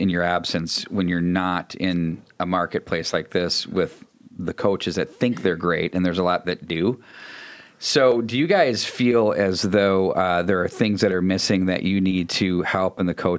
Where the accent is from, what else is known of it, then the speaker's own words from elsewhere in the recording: Edina, Minnesota, United States; I grew up in Cake Town